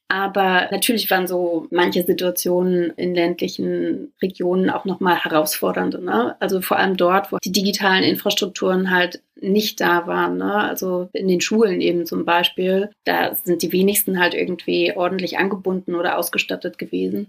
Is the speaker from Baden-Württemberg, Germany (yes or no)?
no; Brandenburg, Germany; also born or lived in Boston; Ich komme aus Brandenburg